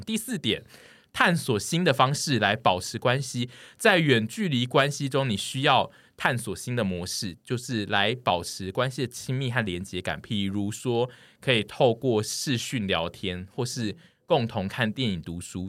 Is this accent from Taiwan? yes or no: yes; southern Taiwan, Taiwan; moved away; 很大一部分我的故乡的人本来就是这种心情。我的南部的朋友们本来就是一群都不爱排队的人